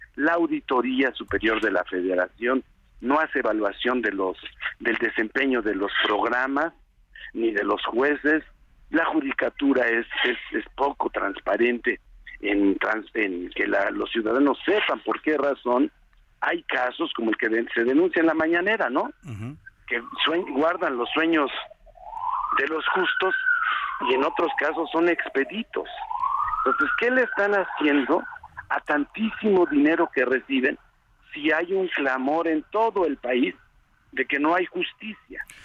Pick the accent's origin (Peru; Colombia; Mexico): Mexico; Puebla; regresar a mi tierra